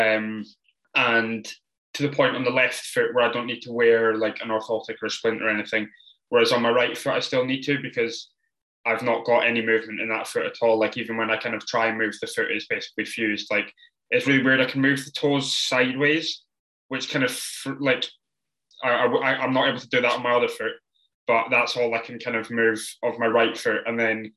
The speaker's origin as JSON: {"language": "English", "area": "the Borders", "region": "Scotland", "country": "United Kingdom", "tie": "born or raised there", "said": "I grew up in the Borders"}